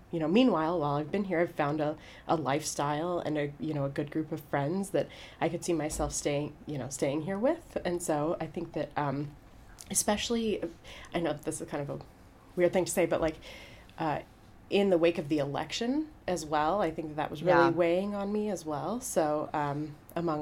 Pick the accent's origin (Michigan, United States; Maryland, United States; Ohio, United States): Michigan, United States; Birmingham; moved away as an adult; now in Hanover, Germany; I grew up in Birmingham, Michigan.